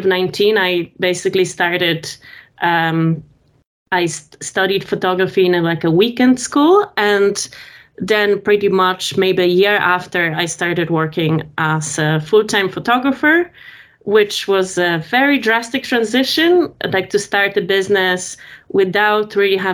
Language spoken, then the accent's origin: English; Poland; moved away; also born or lived in France; I'm from Poland originally.